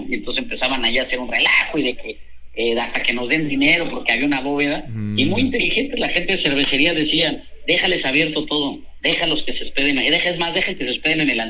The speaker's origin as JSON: {"language": "Spanish", "town": "Monterrey", "region": "Nuevo León", "country": "Mexico", "said": "Y creo que ahorita como regios ya"}